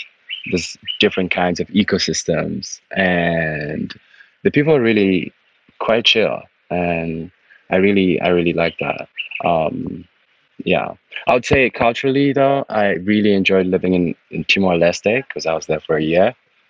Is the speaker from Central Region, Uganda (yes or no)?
yes; Kampala, Central Region, Uganda; also born or lived in United States / Southeast Asia; Yeah, so I was born and raised in Kampala, in Uganda.